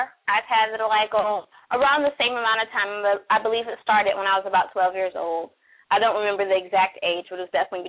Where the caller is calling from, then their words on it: Washington, District of Columbia, United States; I'm calling from Washington, D.C.